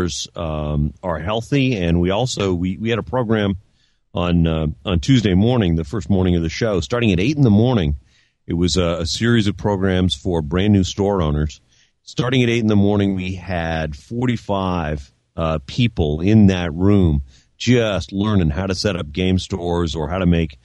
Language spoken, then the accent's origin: English; Burlington, Vermont, United States; I grew up in Burlington.